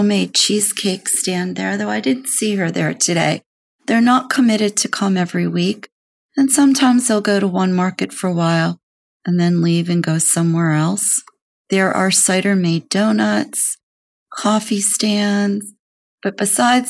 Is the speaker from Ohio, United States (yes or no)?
no; Maryland, United States; moved away; My home state is Maryland